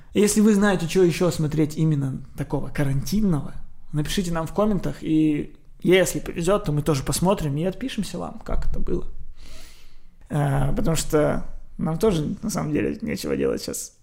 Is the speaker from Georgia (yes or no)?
no; Odesa, Odesa Oblast, Ukraine; я из Одессы